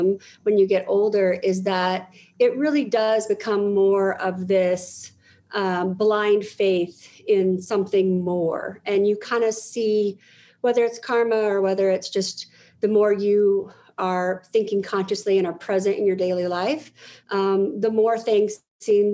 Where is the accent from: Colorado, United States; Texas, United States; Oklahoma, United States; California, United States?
Colorado, United States; Denver; I am in Denver, Colorado. I've been here all my life